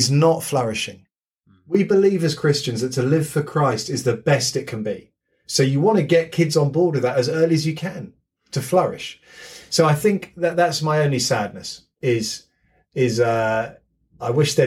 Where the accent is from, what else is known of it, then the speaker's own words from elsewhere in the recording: United Kingdom; being British